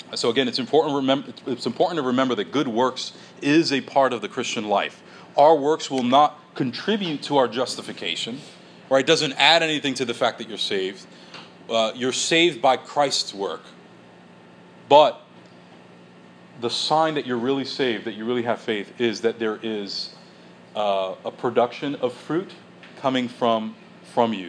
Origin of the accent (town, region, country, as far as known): United States